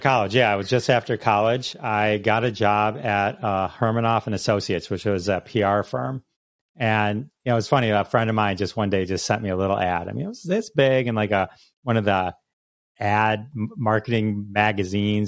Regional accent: Farmington Hills, Michigan, United States; I grew up, uh, Farmington Hills. It's a suburb of Detroit

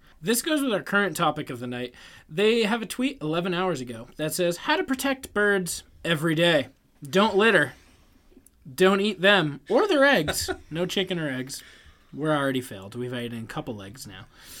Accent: New England, United States; We're from New England.

